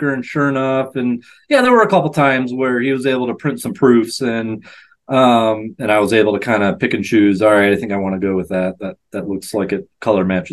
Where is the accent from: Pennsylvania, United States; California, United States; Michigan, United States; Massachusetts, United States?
Michigan, United States; Michigan, which is my home state